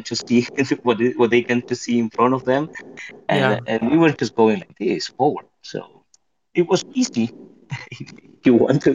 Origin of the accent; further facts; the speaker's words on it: Patagonia, Argentina; moved away as an adult; also born or lived in Buenos Aires; I'm from Patagonia